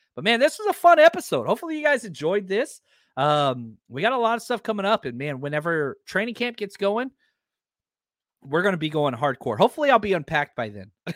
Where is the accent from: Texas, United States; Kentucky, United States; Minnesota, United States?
Texas, United States; Dallas; I was raised, born and raised in Dallas.